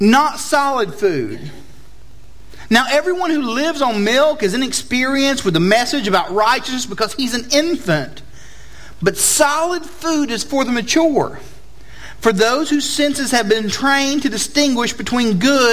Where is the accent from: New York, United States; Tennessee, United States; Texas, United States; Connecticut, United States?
Tennessee, United States; Chattanooga; moved away as an adult; I'm originally not from here, as my accent testifies to. I am from Chattanooga, Tennessee